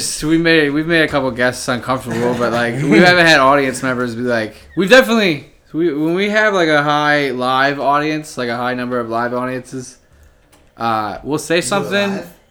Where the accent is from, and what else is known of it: Findlay, Ohio, United States